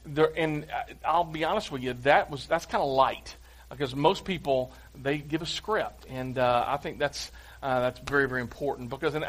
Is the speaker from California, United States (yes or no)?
no; Clarksville, Tennessee, United States; I'm from Clarksville